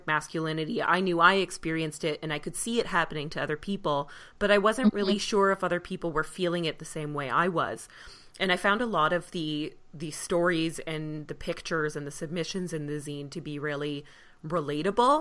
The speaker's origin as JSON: {"language": "English", "country": "Canada", "also_born_or_lived": "Vancouver", "said": "I'm also Canadian"}